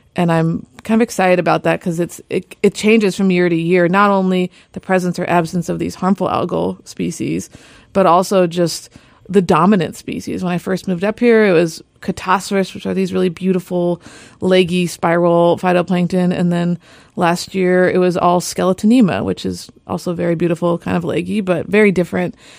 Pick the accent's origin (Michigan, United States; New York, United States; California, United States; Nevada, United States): California, United States; moved away as an adult; now in Juneau, United States; I'm from California, and I moved up here